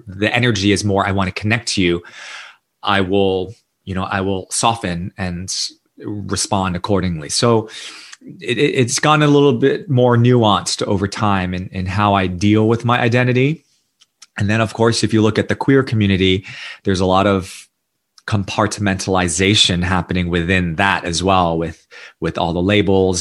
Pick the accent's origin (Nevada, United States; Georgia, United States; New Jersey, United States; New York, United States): New York, United States; New York City; accent: American; moved away as an adult; also born or lived in Singapore / India; I was born and raised in New York City to an immigrant family